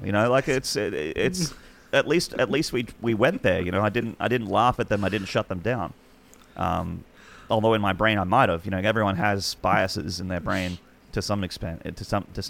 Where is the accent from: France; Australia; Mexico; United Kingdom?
Australia; as an Australian